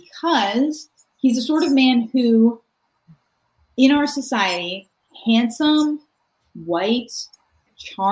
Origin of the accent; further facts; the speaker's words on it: Acton, Massachusetts, United States; moved away as an adult; now in California, United States; I am from Acton, Massachusetts.